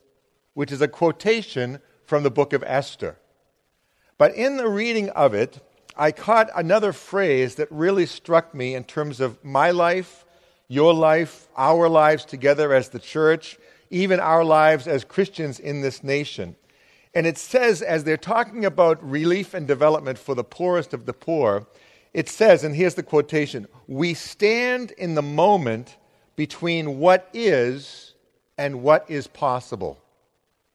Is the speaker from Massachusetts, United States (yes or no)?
yes; Arlington, Massachusetts, United States; also born or lived in Lexington, Massachusetts / Amherst, Massachusetts; I'm a native Massachusetts person. I've never lived outside of Massachusetts, even though I do all this mission stuff. I'm from Arlington.